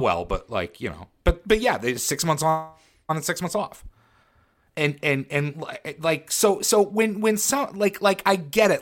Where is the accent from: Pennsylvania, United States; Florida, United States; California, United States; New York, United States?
Pennsylvania, United States; Western; moved away; also born or lived in Baltimore, Maryland; I grew up in Western Pennsylvania, so I grew up with the Pirates